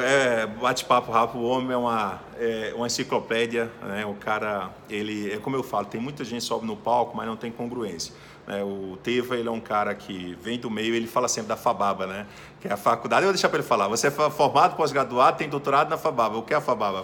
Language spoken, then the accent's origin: Portuguese; Paraíba, Brazil; moved away as an adult; also born or lived in Blumenau, Santa Catarina; now in Southern Brazil; eu sou lá da Paraíba, eu vim morar no Sul